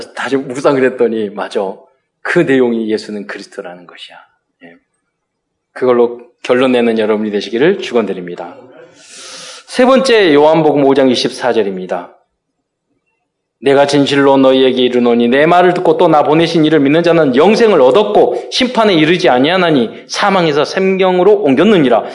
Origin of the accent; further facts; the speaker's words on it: South Korea; 저는 대한민국 시민권을 가진 자로서